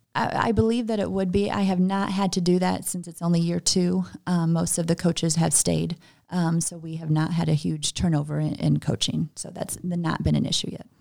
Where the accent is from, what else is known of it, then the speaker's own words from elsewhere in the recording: Gillespie, Illinois, United States; also born or lived in Kankakee, Illinois; I am actually from Gillespie